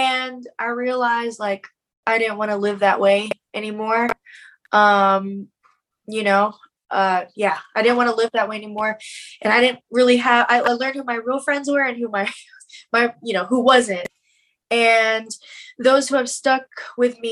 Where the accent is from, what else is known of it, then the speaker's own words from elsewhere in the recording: Killeen, Texas, United States; I'm from Killeen, Texas, Fort Hood, and largest army base